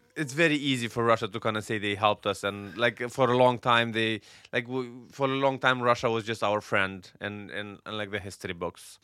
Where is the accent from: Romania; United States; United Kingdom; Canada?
Romania; born or raised there; moved away